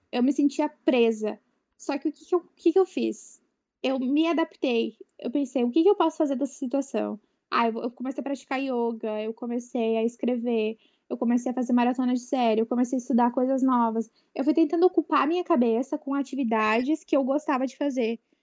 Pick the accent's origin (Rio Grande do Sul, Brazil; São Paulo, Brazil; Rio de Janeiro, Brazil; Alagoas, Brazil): Rio Grande do Sul, Brazil; eu sou aqui do Rio Grande do Sul